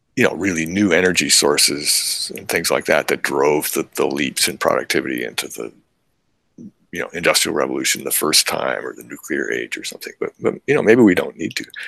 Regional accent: Princeton, New Jersey, United States; moved away; also born or lived in Alaska; when I had been a child, growing up in Princeton

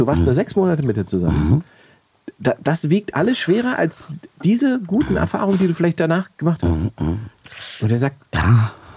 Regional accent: Berlin, Germany; für mich als Berliner

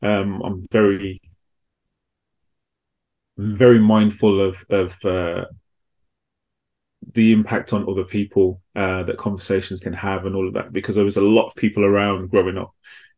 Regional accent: Midlands, United Kingdom; accent: mixed; also born or lived in Manchester; now in London, United Kingdom; But for the majority of my life, I grew up in the Midlands, hence the kind of mixed accent. And then I moved to London after that.

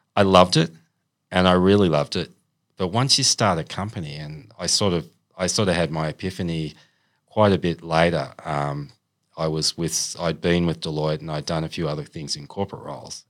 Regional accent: Sydney, New South Wales, Australia; moved away as an adult; also born or lived in China / Canberra / Queensland; from Sydney. I'm from the Northern Beaches. I was born in Manabar Hospital

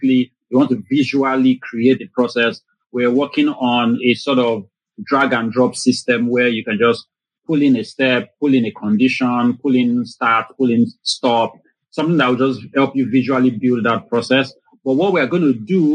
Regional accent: Lagos, Nigeria; I was born and I grew up in Lagos, Nigeria.

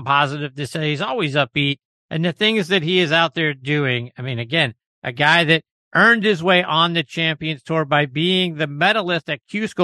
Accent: Pittsburgh, Pennsylvania, United States; moved away; my hometown of Pittsburgh

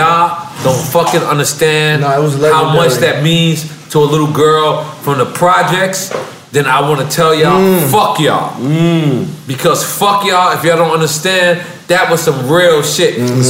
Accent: New York City, New York, United States; I'm not from Queensbridge at all, from Left Rack motherfucking city, which is 20 fucking minutes away.

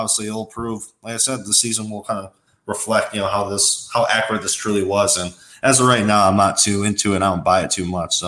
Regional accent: Big Ten country, Midwest, United States; I grew up in Big Ten country too

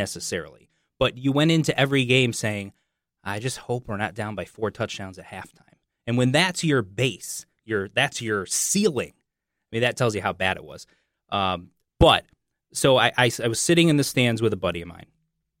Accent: Syracuse, New York, United States; I grew up in Syracuse, I grew up a Syracuse fan

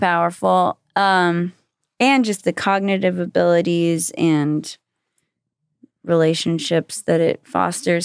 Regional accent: Austin, Texas, United States; born or raised there; moved away as an adult; also born or lived in Brownsville, Texas / Los Angeles

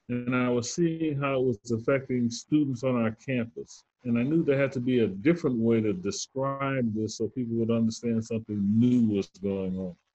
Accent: Southern United States, United States; So I grew up in the Jim Crow South.

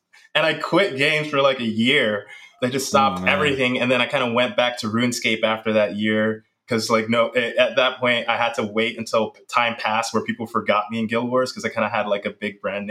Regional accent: New York City, New York, United States; I grew up in the Bronx, raised by a single mom

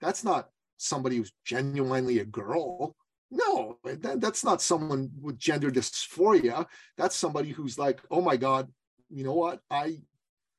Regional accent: Iran; moved away; I'm from Iran, okay? We're a traditional society.

